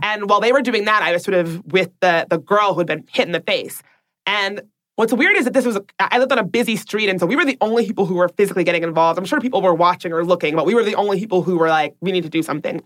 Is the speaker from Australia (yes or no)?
no; Washington, District of Columbia, United States; my hometown of Washington, D.C.